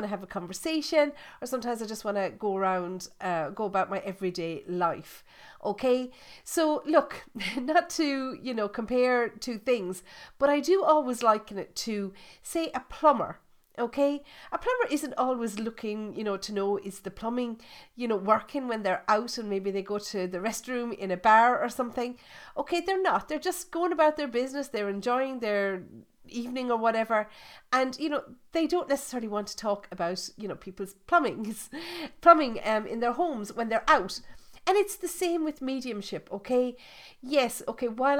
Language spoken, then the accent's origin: English; Ireland; I'm Irish. I was born, bred and buttered in Ireland. I still live in Ireland